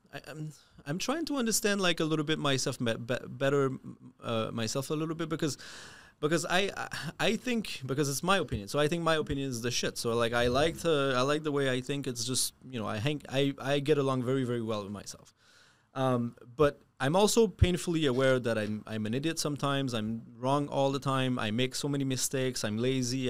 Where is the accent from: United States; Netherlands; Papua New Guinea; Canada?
Canada; moved away; I am French Canadian. Um, also an immigrant